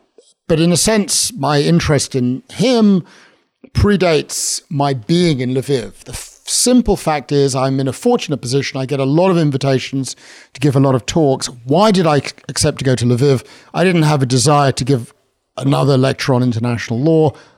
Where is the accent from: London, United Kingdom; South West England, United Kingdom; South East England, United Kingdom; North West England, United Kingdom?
London, United Kingdom; I'm invited to do sort of guest sermons, this sort of North London Jewish guy.